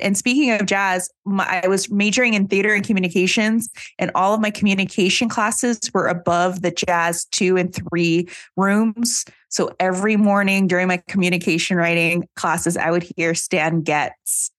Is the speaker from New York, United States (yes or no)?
no; New Orleans, Louisiana, United States; moved away; I'm originally from New Orleans